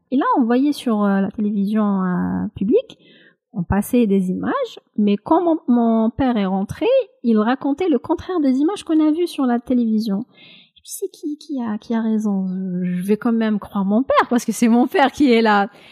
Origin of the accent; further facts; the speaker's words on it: Kabylie, Algeria; Même si je suis kabyle, je parle parfaitement le kabyle